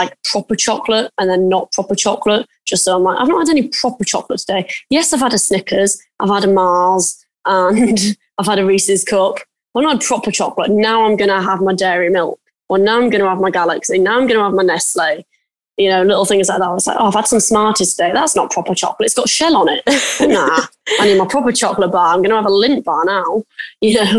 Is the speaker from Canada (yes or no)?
no; United Kingdom; I'm British